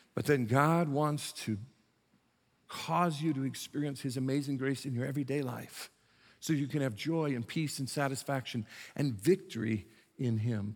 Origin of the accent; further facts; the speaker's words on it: South Bend, Indiana, United States; moved away as an adult; also born or lived in Beckley, West Virginia / Prince George's County, Maryland; went to my home state of Indiana, went to South Bend, Indiana, which is the ca, county seat of Saint Joe County, where I was born and raised, spent the first eighteen years of my life